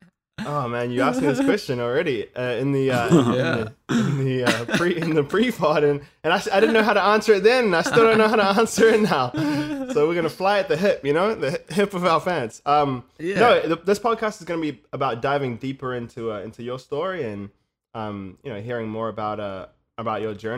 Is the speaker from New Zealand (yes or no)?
yes; New Zealand; I come from New Zealand, man